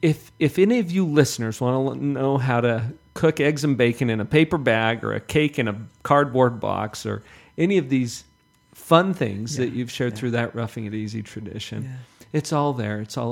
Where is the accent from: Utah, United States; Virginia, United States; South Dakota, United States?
Utah, United States; Heber City; I grew up in Heber.